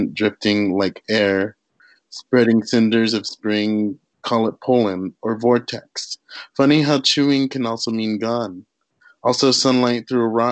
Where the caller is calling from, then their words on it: Paso Robles, California, United States; I'm calling from Paso Robles, California